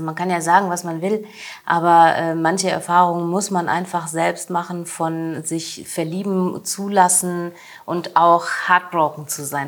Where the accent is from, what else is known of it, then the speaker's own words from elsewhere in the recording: Hesse, Germany; now in Leipzig, Germany; also meine Mama, ihre Omi, wir kommen aus Hessen und wir leben in Leipzig